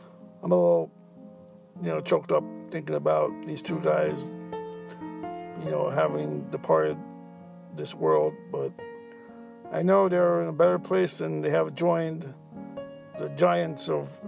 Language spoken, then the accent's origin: English; New York, United States; as a New Yorker